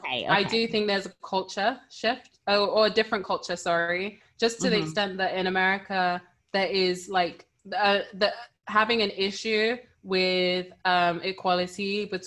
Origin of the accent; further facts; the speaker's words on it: Nigeria; Yeah, that's one thing about being Nigerian. It's a blessing.